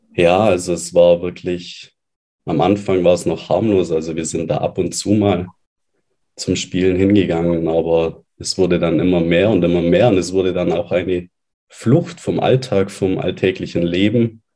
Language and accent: German; Allgäu, Bavaria, Germany; moved away as an adult; Ich bin dann weggezogen von meinem Elternhaus, raus aus meiner Heimat, aus dem schönen Allgäu, in eine neue Stadt